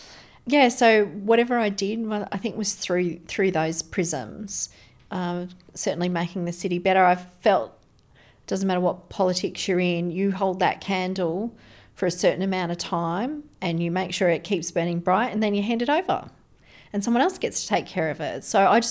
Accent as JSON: {"language": "English", "town": "Brisbane", "region": "Queensland", "country": "Australia", "tie": "born there", "said": "I was born in Brisbane."}